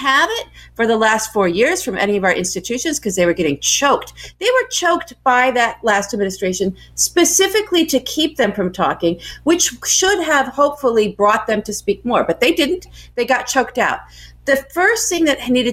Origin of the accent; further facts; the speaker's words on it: United States; now in Los Angeles, United States; as an American